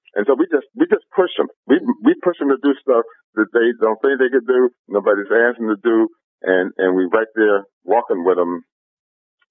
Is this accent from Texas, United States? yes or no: no; Cleveland, Ohio, United States; now in Long Beach, United States; I'm from inner city Cleveland